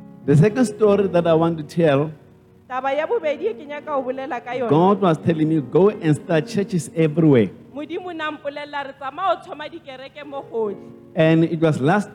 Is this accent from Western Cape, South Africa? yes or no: yes; Cape Town, Western Cape, South Africa; I was raised by my grandmother. I was born in Cape Town, Guguletu.